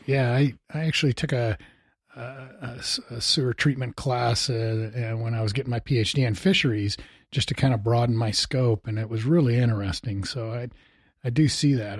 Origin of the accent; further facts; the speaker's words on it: Missouri, United States; now in Bozeman, United States; I enjoyed, uh, turkey hunting when I grew up in Missouri.